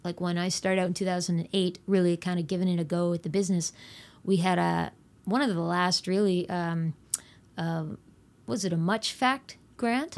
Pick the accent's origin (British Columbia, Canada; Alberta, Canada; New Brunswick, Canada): New Brunswick, Canada; Fredericton, Rothesay; we moved from Fredericton to Rothsay